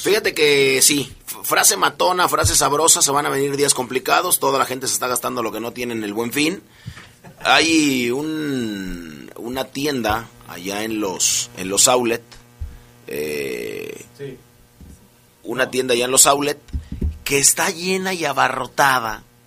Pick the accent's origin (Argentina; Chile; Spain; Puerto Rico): Argentina; mi tierra